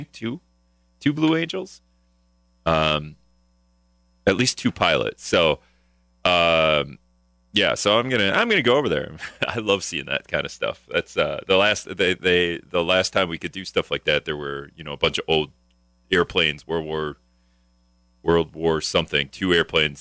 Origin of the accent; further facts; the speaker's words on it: Appleton, Wisconsin, United States; now in La Crosse, United States; I'm from the Appleton area, so when the EAA came to Oshkosh, the fly-in, I was always begging Dad and Mom to take me